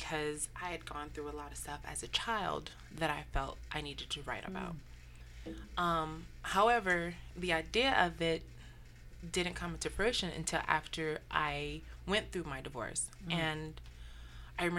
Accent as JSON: {"language": "English", "town": "Statesville", "region": "North Carolina", "country": "United States", "tie": "born or raised there", "moved": "yes", "said": "My hometown is Statesville, North Carolina."}